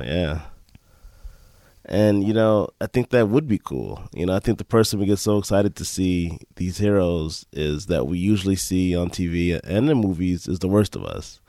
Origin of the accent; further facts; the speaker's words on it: Chicago, Illinois, United States; now in Green Bay, United States; I'm actually from Chicago, but currently I live in Green Bay